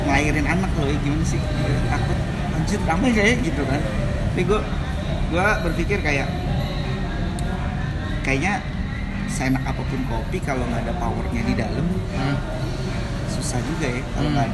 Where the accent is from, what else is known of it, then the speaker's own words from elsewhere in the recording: Bandung, West Java, Indonesia; now in Jakarta, Indonesia; sebenarnya gue baru ke Jakarta uh, tahun kemarin sih gue gede di Bandung